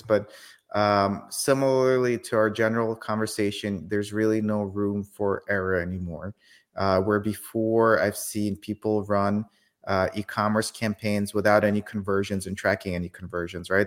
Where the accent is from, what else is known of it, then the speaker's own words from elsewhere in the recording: Kyiv, Ukraine; now in United States; I was born in Kyiv, Ukraine